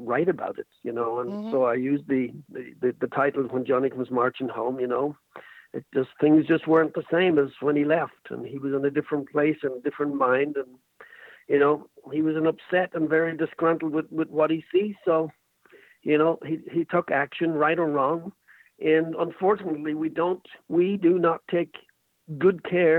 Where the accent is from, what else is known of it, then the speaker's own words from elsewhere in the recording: Ireland; I'm Irish